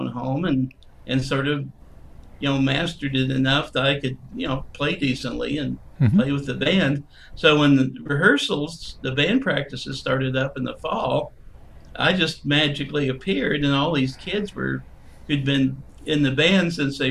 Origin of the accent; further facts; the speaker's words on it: Jefferson City, Missouri, United States; also born or lived in New Orleans / San Francisco / Austin; now in Kansas City, United States; I grew up in Jefferson City.